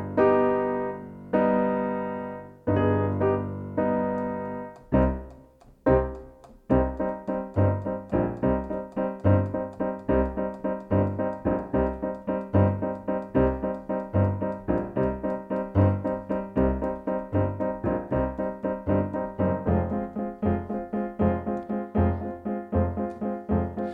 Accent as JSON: {"language": "English", "region": "the South", "country": "United States", "tie": "born or raised there", "said": "growing up in the South"}